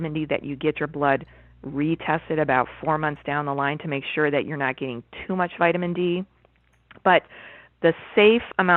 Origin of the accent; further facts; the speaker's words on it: Chicago, Illinois, United States; now in Ontario, Canada; I was born and raised in Chicago, and now I'm living in Ontario